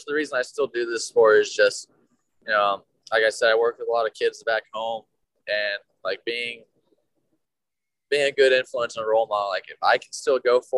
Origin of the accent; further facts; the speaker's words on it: New Mexico, United States; I'm from New Mexico